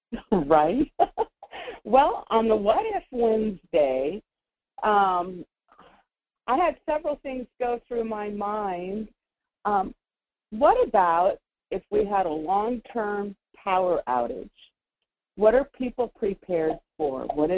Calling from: Nikiski, Alaska, United States; from Nikiski. Long-time listener, first-time caller.

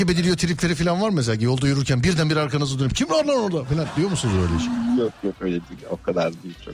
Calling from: İzmir, Turkey; İzmir Çiğli.

